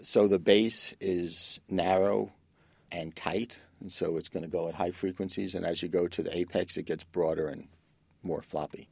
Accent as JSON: {"language": "English", "town": "New York City", "region": "New York", "country": "United States", "tie": "born or raised there", "said": "growing up in the Bronx, I can't take quiet"}